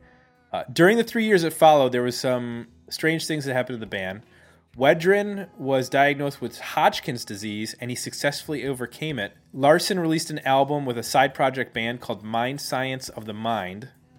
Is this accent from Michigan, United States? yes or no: no; Cleveland, Ohio, United States; We grew up in Cleveland, and in Cleveland, people don't really care about bands like Minor Threat.